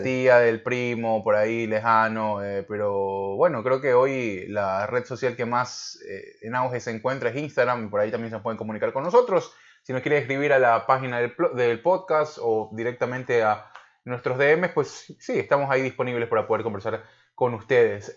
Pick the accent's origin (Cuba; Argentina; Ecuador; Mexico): Ecuador; moved away as an adult; now in California, United States; porque somos ecuatorianos, vivimos hasta hace muy poco en Ecuador